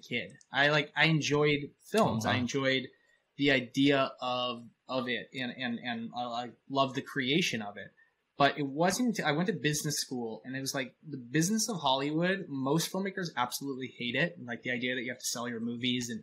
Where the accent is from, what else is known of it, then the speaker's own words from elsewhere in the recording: Canada; I'm a Canadian, so I'm really nice